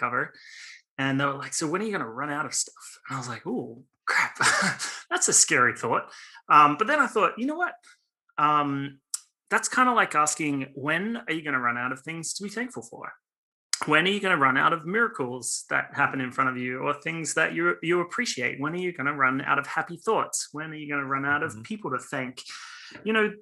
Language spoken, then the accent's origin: English; Australia; now in Los Angeles, United States; born and raised in Australia